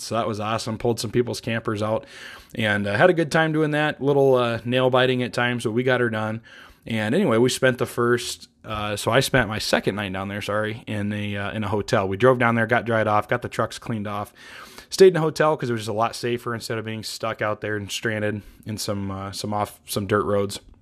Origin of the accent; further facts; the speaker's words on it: Iowa, United States; moved away as an adult; also born or lived in East Coast; now in Montana, United States; I grew up in the Midwest in Iowa